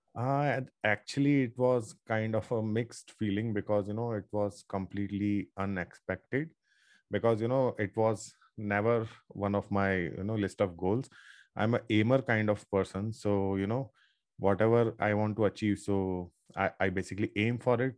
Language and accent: English; Ajmer, Rajasthan, India; I'm from Ajmer, Rajasthan. It's a small town.